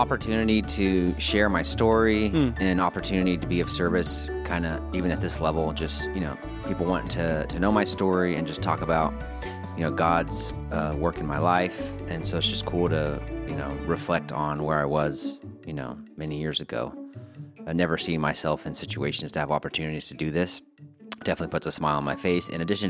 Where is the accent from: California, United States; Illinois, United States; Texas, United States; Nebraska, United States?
California, United States; also born or lived in Colorado; I was born in Colorado, Montrose, Colorado. But my mom and dad split up when I was very young. We moved out to California before I was one.